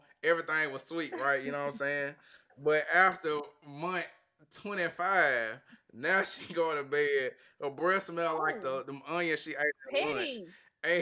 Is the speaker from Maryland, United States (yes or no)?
no; Tupelo, Mississippi, United States; my hometown, Tupelo.